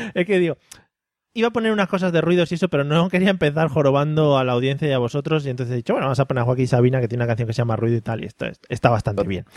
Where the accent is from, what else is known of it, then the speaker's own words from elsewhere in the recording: Madrid, Community of Madrid, Spain; soy de Madrid